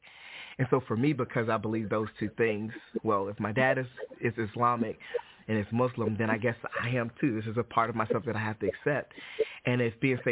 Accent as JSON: {"language": "English", "town": "Detroit", "region": "Michigan", "country": "United States", "tie": "born or raised there", "also_born_or_lived": "Alabama", "moved": "yes", "said": "I'm originally from Detroit, Michigan. I grew up in Detroit, Michigan as a non-Christian and moved to Alabama"}